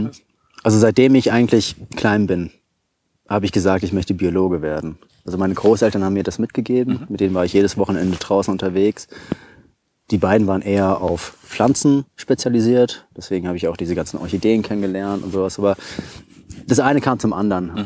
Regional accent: Taunus, Hesse, Germany; moved away as an adult; also born or lived in Giessen / Vienna; ich bin aus dem Taunus, äh, bin ich dort aufgewachsen

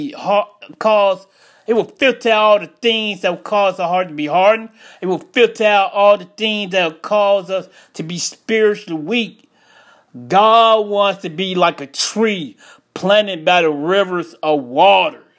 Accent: Chicago, Illinois, United States; moved away as an adult; now in Jacksonville, United States; I'm from Chicago. I moved out of Chicago to Jacksonville, Florida in 2000.

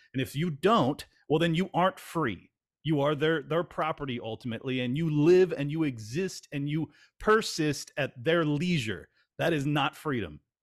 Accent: California, United States; moved away; I grew up in California

